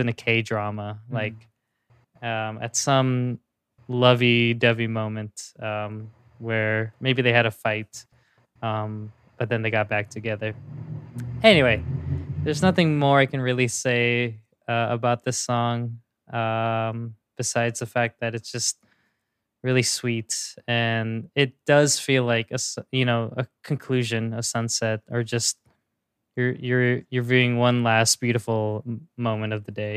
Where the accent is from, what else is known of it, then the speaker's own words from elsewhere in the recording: Philippines; as a Filipino